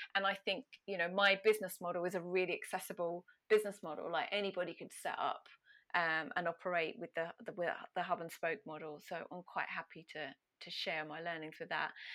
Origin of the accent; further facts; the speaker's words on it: Ipswich, East of England, United Kingdom; my hometown of the very glamorous Ipswich in Suffolk